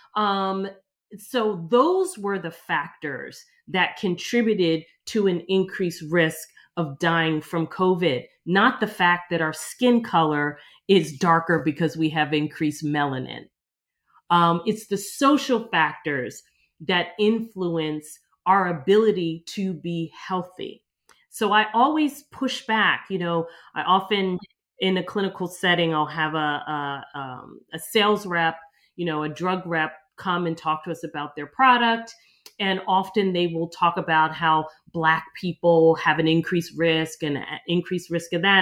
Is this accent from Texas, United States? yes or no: no; outside of Philadelphia, Pennsylvania, United States; moved away as an adult; now in New York City, United States; I ended up growing up outside of Philadelphia